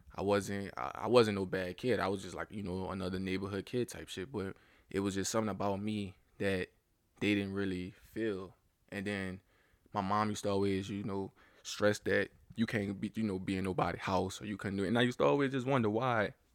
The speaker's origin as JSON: {"language": "English", "region": "Louisiana", "country": "United States", "tie": "born or raised there", "said": "growing up in the South, I can't necessarily say I experienced ra-, a lot of racism at a young age"}